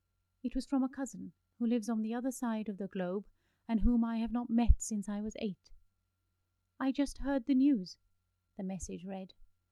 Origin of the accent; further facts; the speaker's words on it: Delhi, India; Growing up in Delhi, where the sun stayed high in the sky and set quickly, as if it were afraid of lingering shadows, I never had time to study my long shadows.